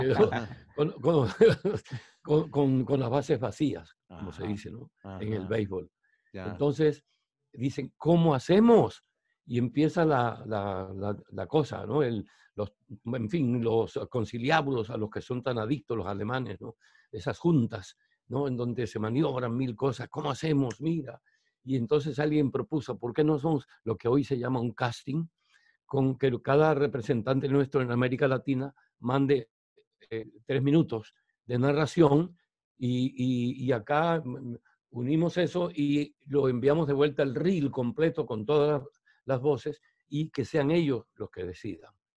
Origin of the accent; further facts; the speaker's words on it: Barranquilla, Atlántico, Colombia; moved away as an adult; also born or lived in Spain / Germany; now in Puerto Colombia, Colombia; soy barranquillero